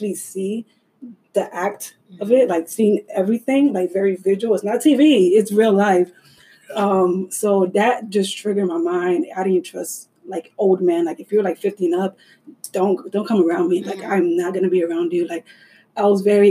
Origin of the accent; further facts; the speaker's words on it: Orlando, Florida, United States; moved away; I was in my hometown in Orlando